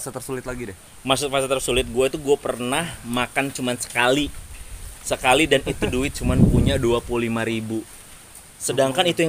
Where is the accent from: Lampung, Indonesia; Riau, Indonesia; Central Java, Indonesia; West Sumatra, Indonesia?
Lampung, Indonesia; gue dari Lampung gue bangga gue dari